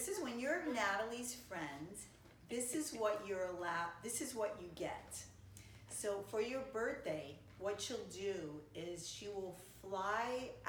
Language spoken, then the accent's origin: English; East Coast, United States; Like from where I come from the East Coast, that's really not an option.